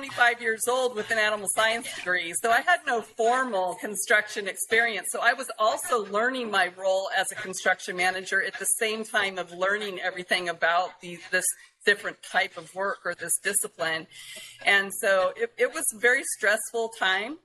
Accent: Adin, California, United States; moved away; I'm from Aden, California, and that is 2 hours northeast of Redding, up on the Oregon-Nevada border. And it's got 500 people, no stoplight.

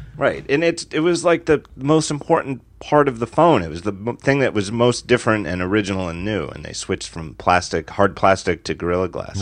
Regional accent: United States; as an American

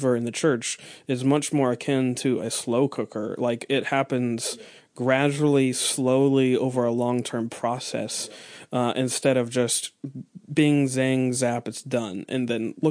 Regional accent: United States; we're American

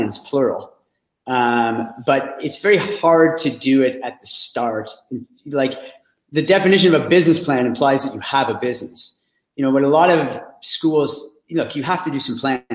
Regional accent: Ottawa, Ontario, Canada; I'm from Ottawa

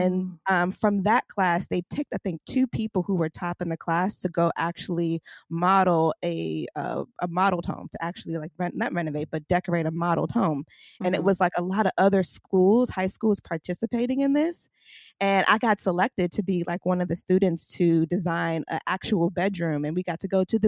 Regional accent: New York City, New York, United States; I grew up in Brooklyn in a brownstone before brownstones were cool and popular

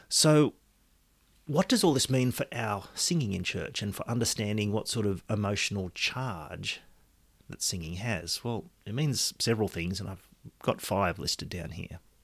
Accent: Australia; my citizenship is Australian

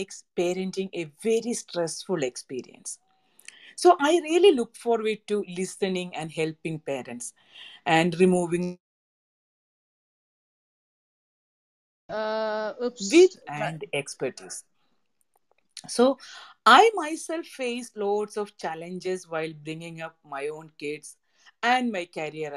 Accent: Kerala, India; moved away as an adult; now in United States; I am originally from Kerala, India, and living in America for the last 23 years

